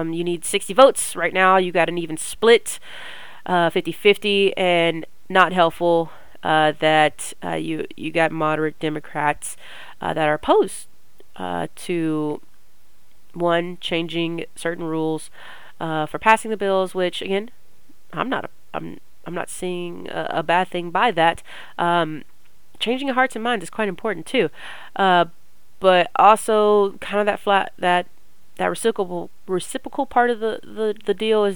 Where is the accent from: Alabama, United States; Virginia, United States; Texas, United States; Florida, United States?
Texas, United States; I'm from Texas